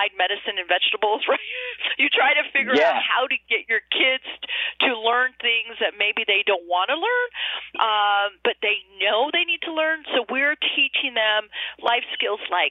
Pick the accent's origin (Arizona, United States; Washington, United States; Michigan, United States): Arizona, United States; growing up in Arizona in a rural community